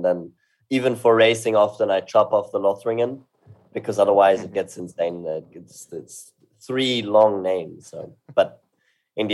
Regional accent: Salzburg, Austria; also born or lived in London; now in Vienna, Austria; I live in Vienna. I grew up in Salzburg and lived in London for 4 years, actually, when I graduated high school

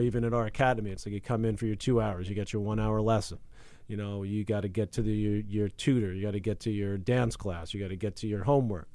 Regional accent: United States; as an American

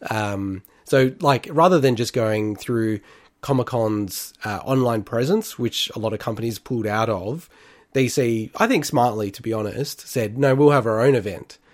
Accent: Melbourne, Victoria, Australia; I grew up in Melbourne

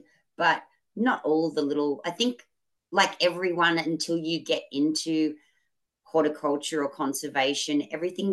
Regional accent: Newcastle, New South Wales, Australia; now in Sunshine Coast, Australia; I grew up in Newcastle, New South Wales.

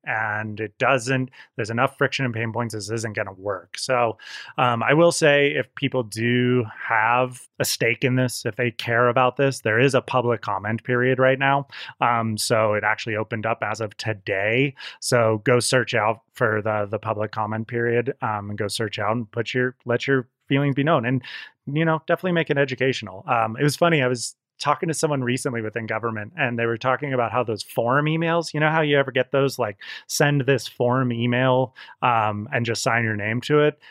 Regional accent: Olympic Valley, California, United States; born or raised there; also born or lived in Santa Cruz

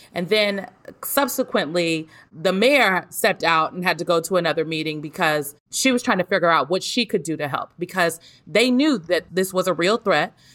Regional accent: Omaha, Nebraska, United States; moved away; I'm from Omaha, North Omaha specifically. And I grew up in like a, a close knit community

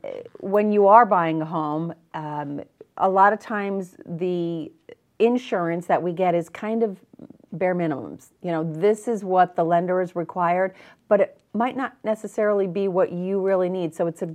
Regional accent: New England, United States; I know. I'm from New England, but you hear just so many bad things about the Patriots and everything.

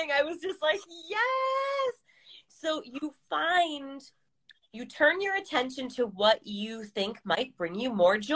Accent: California, United States; now in Ohio, United States; so I moved from California, the West Coast, over to the East Coast in Ohio, which is more suburban, and it's like totally different life to have grass and to have a yard

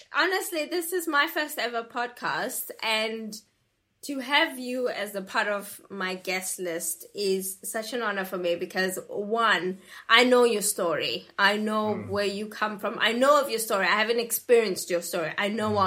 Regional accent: South Africa; I come from South Africa

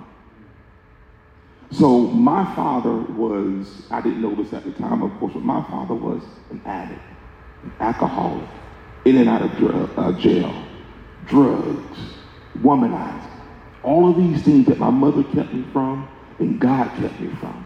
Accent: Pensacola, Florida, United States; now in Kansas City, United States; the church I grew up in Pensacola, Florida, fantastic church

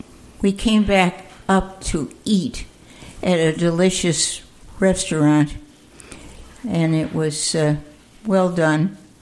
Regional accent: Amsterdam, New York, United States; moved away; also born or lived in Altamont; I was born in Amsterdam.

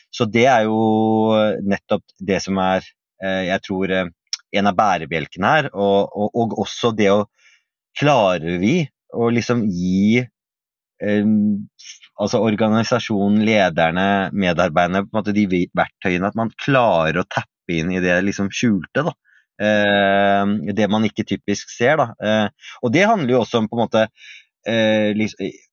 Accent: Oslo, Norway; jeg vokste opp eh, i Oslo vest

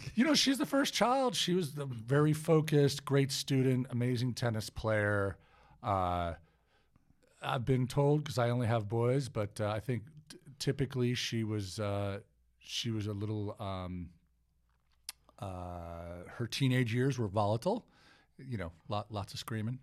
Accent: Cleveland, Ohio, United States; moved away; I'm originally from Cleveland, Ohio. Uh, so, uh, I, uh, grew up in the eastern suburbs of Cleveland

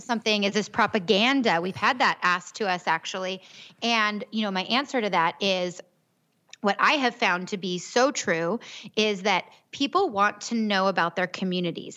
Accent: Gilbert, Arizona, United States; I'm actually from Gilbert. I grew up here.

